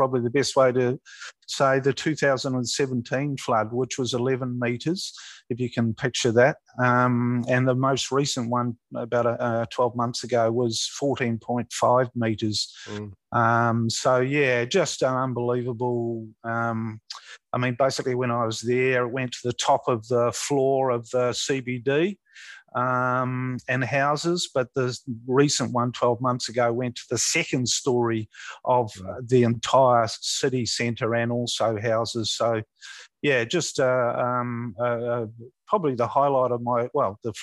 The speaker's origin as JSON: {"language": "English", "town": "Invercargill", "region": "Southland", "country": "New Zealand", "tie": "born or raised there", "also_born_or_lived": "Hamilton, New Zealand / Waikato, New Zealand", "moved": "as an adult", "lives_now": "Australia", "said": "I'm originally born and bred a Kiwi in a place called Invercargill"}